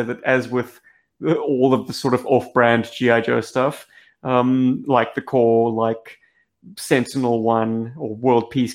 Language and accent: English; South Africa; we're some South African lads